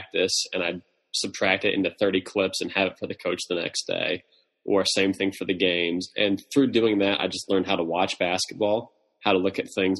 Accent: Harrisburg, Pennsylvania, United States; I grew up in Pennsylvania, lived my entire life in Harrisburg, PA

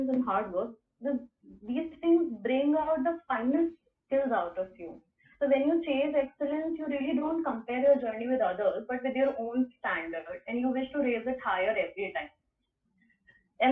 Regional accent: India

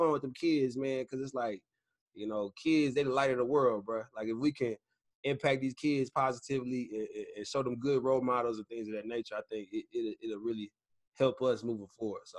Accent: Killeen, Texas, United States; my hometown, Killeen.

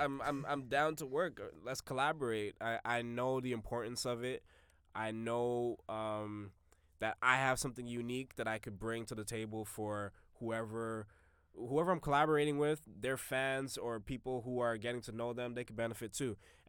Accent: Jamaica; I'm a Jamaican. I'm a Jamaican. You got to have 4 or 5 jobs.

